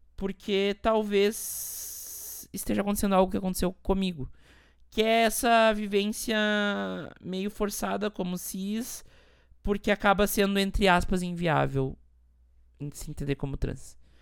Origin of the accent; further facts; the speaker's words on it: Montenegro, Rio Grande do Sul, Brazil; moved away as an adult; now in São Paulo, Brazil; eu vim de Montenegro, uma cidade pequena no interior do Rio Grande do Sul